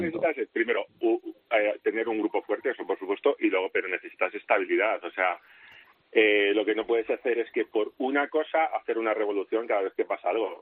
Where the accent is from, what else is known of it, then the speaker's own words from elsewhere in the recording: Spain; como español